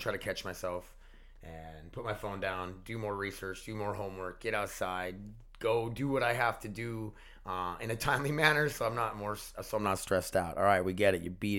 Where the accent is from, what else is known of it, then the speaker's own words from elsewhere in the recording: Connecticut, United States; I'm from Connecticut.